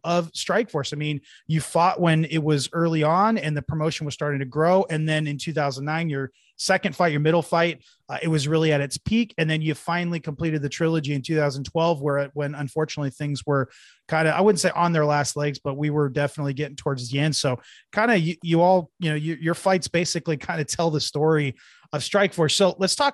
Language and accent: English; Mountain View, California, United States; also born or lived in Cupertino / San Jose; I was born in Mountain View, graduated from Cupertino High School, lived in and out of San Jose most of my life